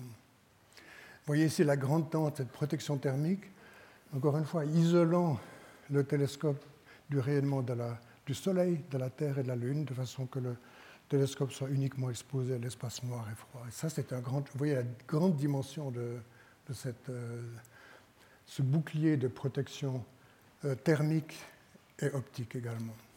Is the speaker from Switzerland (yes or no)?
yes; Switzerland; en tant que Suisse